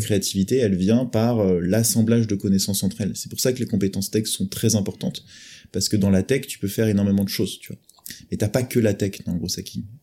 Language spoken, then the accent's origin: French; France; accent: French; Avec mon vieil accent français